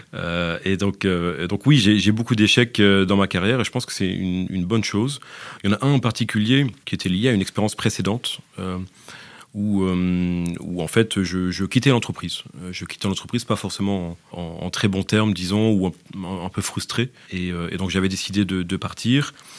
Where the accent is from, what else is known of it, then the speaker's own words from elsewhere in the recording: France; moved away as an adult; now in Belgium; Je suis français